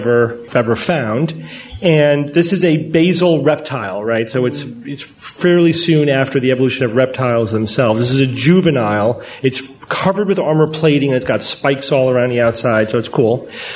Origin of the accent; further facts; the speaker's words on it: United States; as an American skeptic